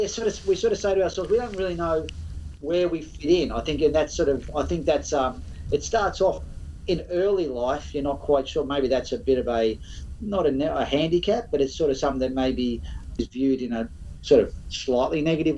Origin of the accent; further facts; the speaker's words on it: Byron Bay, New South Wales, Australia; I grew up in Byron Bay.